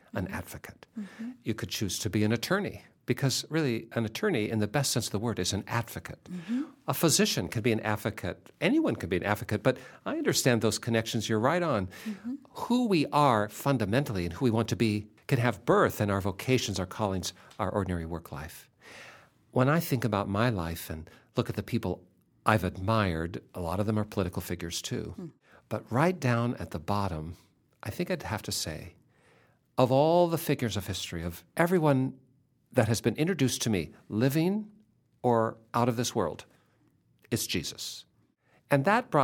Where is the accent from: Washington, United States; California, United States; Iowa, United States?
Washington, United States; Seattle; when I was a kid, growing up in Seattle